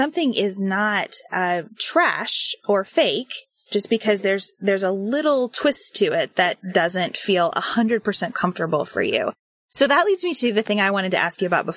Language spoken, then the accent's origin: English; Kentucky, United States; born or raised there